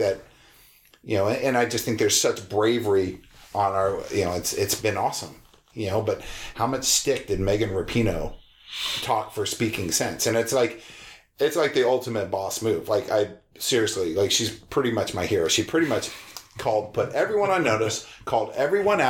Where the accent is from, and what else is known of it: United States